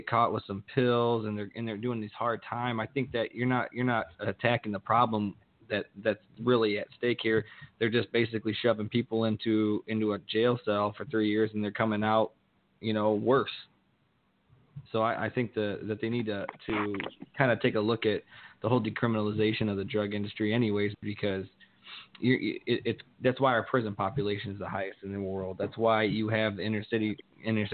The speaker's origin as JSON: {"language": "English", "region": "Ohio", "country": "United States", "tie": "born or raised there", "also_born_or_lived": "Tucson", "said": "me and Brian are from actually the same small town in Ohio"}